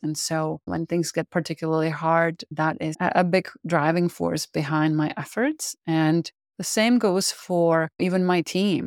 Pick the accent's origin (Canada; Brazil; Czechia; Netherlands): Czechia; English is a second language; moved away as an adult; now in United States; I am originally from the Czech Republic. I immigrated to the U S in nineteen ninety-seven